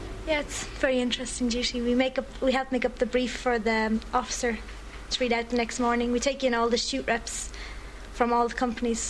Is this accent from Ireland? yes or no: yes; Saggart, Leinster, Ireland; I'm from Sagard, County Dublin